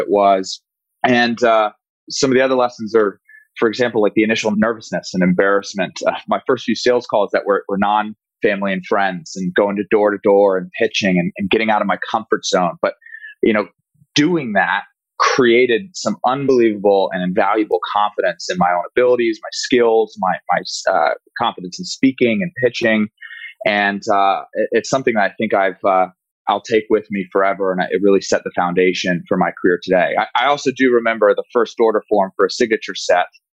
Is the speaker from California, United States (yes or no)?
yes; Walnut Creek, California, United States; my hometown of Walnut Creek, California